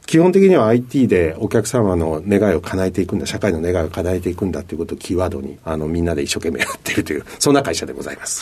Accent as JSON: {"language": "Japanese", "town": "Sakai", "region": "Osaka", "country": "Japan", "tie": "born or raised there"}